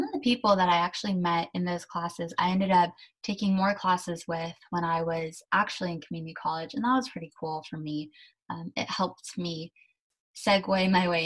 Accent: San Mateo, California, United States; also born or lived in Germany; I was born in Germany and my parents and I immigrated to California when I was about 2.5. We came to San Mateo and I've lived here ever since. So I went to high school, college, everything in San Mateo

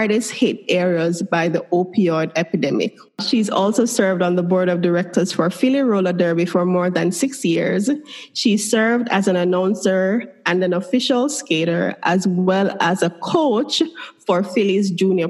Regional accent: Kingston, Jamaica; I grew up in Kingston, so I'm a city girl

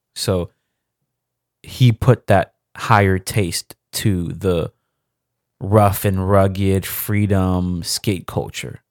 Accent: Nigeria; me being Nigerian

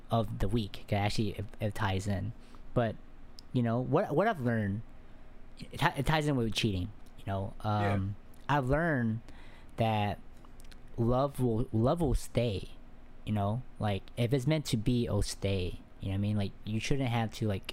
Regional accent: Texas, United States; where I'm at, I'm from Texas

